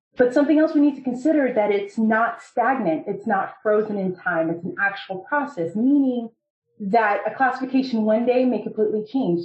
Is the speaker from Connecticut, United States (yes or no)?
no; Fort Lauderdale, Florida, United States; So I grew up in South Florida, like the Fort Lauderdale, Miami area.